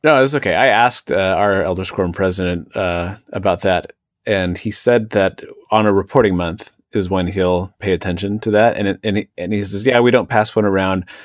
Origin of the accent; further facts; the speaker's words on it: Seattle, Washington, United States; now in Washington, D.C., United States; the western part of the state where I grew up was always generally pretty cloudy and rainy.